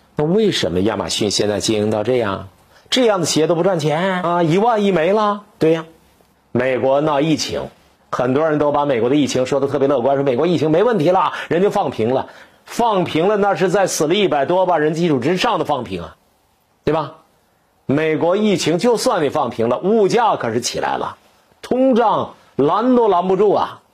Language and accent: Chinese; China; 我，中国人